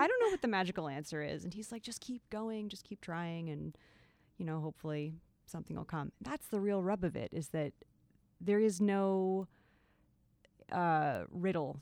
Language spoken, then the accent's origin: English; Long Island, New York, United States; I grew up on Long Island